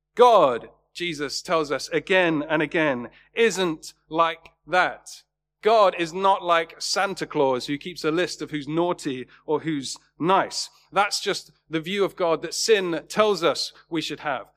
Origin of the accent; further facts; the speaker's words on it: Worthing, South East England, United Kingdom; my hometown in Worthing